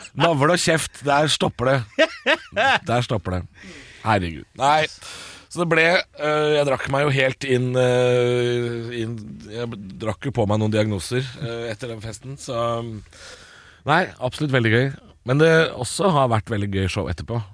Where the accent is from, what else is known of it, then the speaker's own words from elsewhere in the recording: Drammen, Buskerud, Norway; Og jeg er jo fra Drammen, jeg